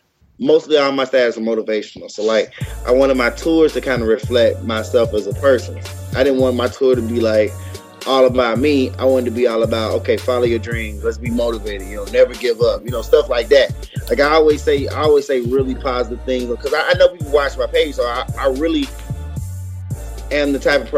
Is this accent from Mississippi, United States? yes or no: yes; Jackson, Mississippi, United States; I'm from Mississippi too. I'm from Jackson